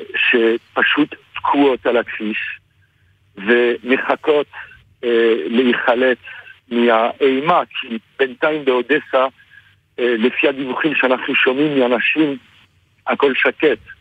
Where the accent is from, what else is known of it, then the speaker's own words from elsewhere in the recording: France; now in Israel; אני הרבה שנים בארץ, אה. אבל אני בא מצרפת במקור